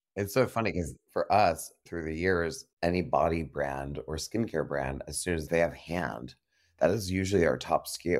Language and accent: English; New York City, New York, United States; now in Los Angeles, United States; I'm a New Yorker, and I want my New York sensibility